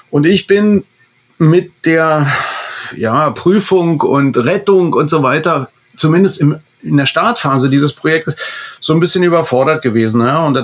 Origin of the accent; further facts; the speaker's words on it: Berlin, Germany; Ich kenne als Berliner jeden